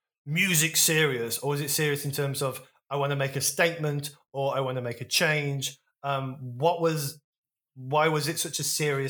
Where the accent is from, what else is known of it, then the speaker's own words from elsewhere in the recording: Wolverhampton, West Midlands, United Kingdom; also born or lived in Stourbridge; I was a Grebo kid because I grew up in Wolverhampton and Stourbridge